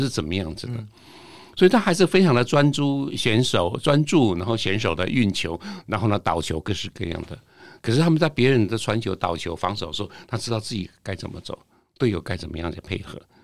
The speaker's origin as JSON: {"language": "Chinese", "country": "Taiwan", "said": "我们台湾人"}